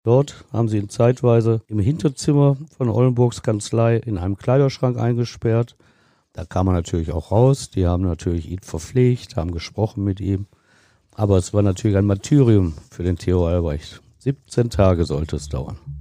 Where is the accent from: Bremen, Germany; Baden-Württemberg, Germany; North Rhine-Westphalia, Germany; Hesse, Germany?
North Rhine-Westphalia, Germany; Ruhr area; bei uns im Ruhrgebiet